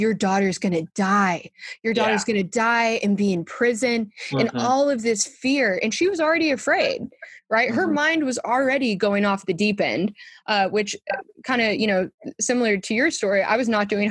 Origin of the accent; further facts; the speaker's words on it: San Diego, California, United States; moved away; also born or lived in Western Massachusetts; I grew up in San Diego